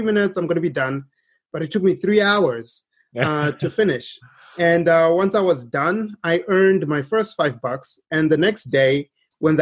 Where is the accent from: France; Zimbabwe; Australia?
Zimbabwe; moved away as an adult; now in United States; we were growing up in Zimbabwe, we did witness firsthand a lot of poverty